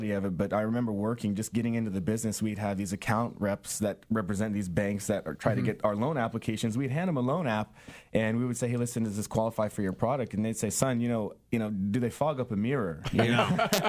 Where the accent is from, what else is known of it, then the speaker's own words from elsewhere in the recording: San Diego, California, United States; also born or lived in West Virginia; Sara Mesa. That was my old stomping ground